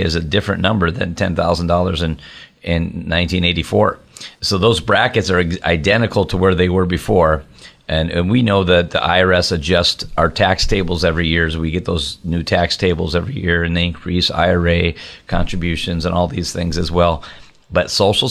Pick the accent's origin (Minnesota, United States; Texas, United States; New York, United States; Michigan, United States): Minnesota, United States; moved away as an adult; now in Wisconsin, United States; even though I live over in the border in Wisconsin, I grew up in Minnesota